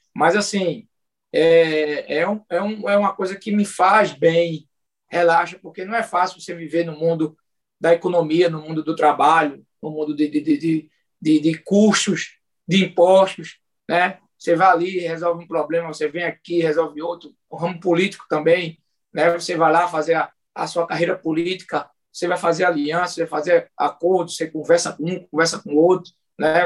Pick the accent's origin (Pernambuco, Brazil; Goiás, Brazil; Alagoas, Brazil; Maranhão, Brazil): Pernambuco, Brazil; Moreno; eu sou nascido e criado em Moreno